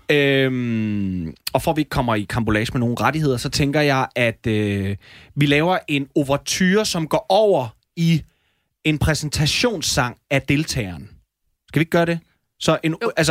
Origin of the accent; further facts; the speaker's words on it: Gnu, Central Denmark Region, Denmark; jeg er 22 år, og jeg kommer fra Gnu